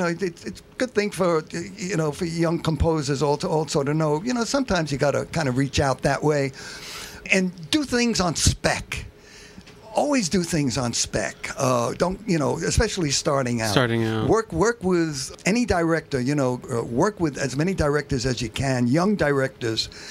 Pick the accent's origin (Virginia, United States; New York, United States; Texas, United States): New York, United States; New York City; born and raised in Bensonhurst, Brooklyn